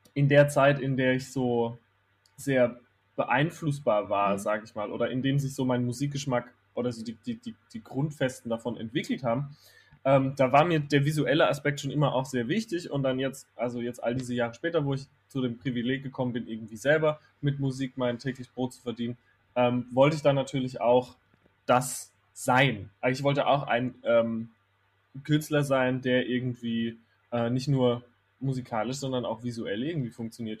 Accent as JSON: {"language": "German", "town": "Herxheim bei Landau", "region": "Rhineland-Palatinate", "country": "Germany", "tie": "born or raised there", "also_born_or_lived": "Kandel", "moved": "as an adult", "said": "ich bin in Kandel geboren, weil in Herxheim bei Landau in der Pfalz, wo ich aufgewachsen Ach. bin, gibt es kein Krankenhaus."}